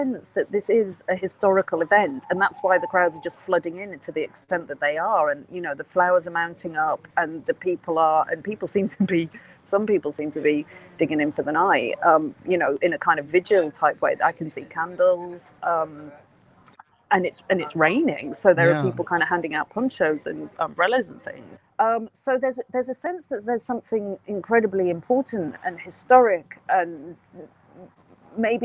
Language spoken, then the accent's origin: English; United Kingdom; as a Brit